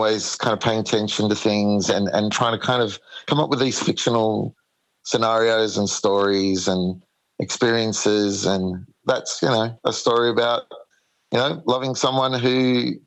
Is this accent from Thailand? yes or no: no; Sydney, New South Wales, Australia; moved away as an adult; now in Kiama, Australia; moved down the coast to Kiama. I'm originally from Sydney.